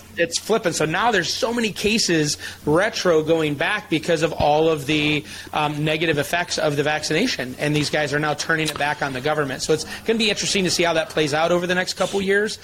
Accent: Michigan, United States; I grew up in Michigan

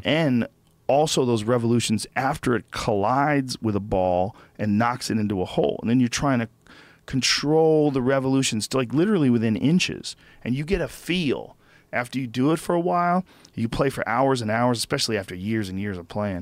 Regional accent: New Jersey, United States; I'm from Jersey

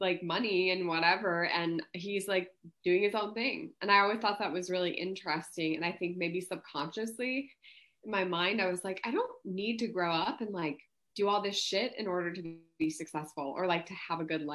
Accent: Missoula, Montana, United States; moved away as an adult; now in Austin, United States; I'm from Missoula, Montana

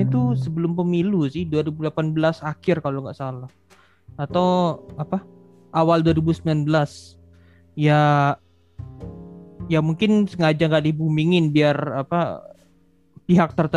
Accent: Kalimantan, Indonesia; Untuk ukuran Kalimantan itu ya saya kan asal memang dari Kalimantan.

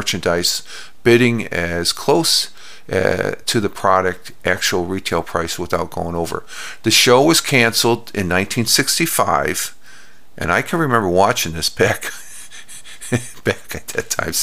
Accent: Minnesota, United States; I was born in Minnesota

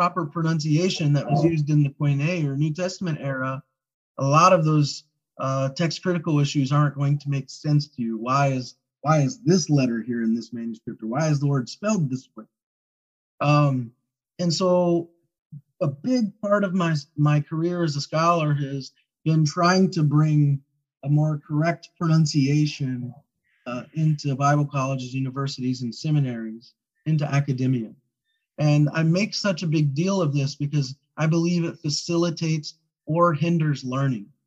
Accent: Kentucky, United States; moved away as an adult; also born or lived in Hawaii; now in Oahu, United States; I'm from Kentucky

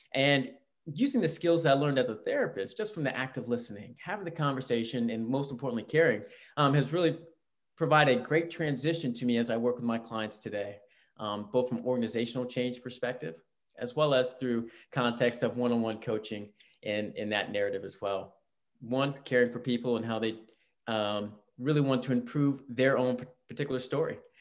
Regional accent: Virginia, United States; also born or lived in Alabama / Georgia; now in West Coast, United States; I grew up in Virginia, right outside DC

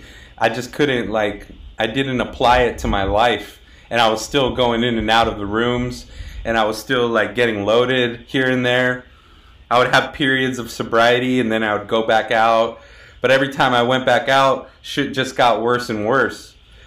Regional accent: El Centro, California, United States; moved away as an adult; also born or lived in Los Angeles / San Diego; I had to move back home down here to the Imperial Valley, El Centro, which is right next to the Mexicali border.

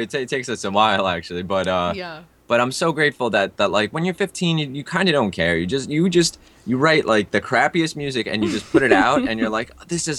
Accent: Russia; born there; also born or lived in India; So being that, you know, I was born in Russia, lived in India for a bit.

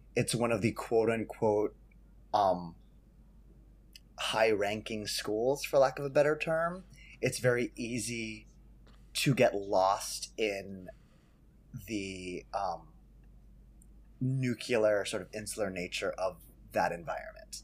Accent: San Jose, California, United States; I grew up in San Jose, California, doing shows with Kikau.

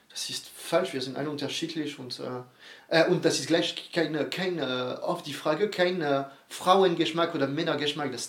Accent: Bordeaux, Nouvelle-Aquitaine, France; German is a second language; Aber das ist gleich, wir kommen aus Bordeaux, du, äh, du wohnst äh, alle drei Kilometer maximal aus einem Weingut

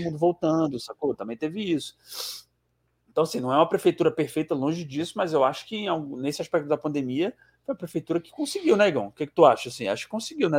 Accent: Ceará, Brazil; Eu sou do Ceará

